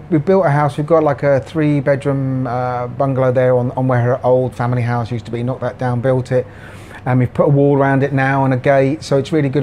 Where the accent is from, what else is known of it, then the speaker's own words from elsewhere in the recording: Jersey; moved away as an adult; also born or lived in Glasgow, Scotland; now in Pattaya, Thailand; I was born in Scotland, in Glasgow, but I moved to Jersey in the Channel Islands when I was a baby. So I was brought up there.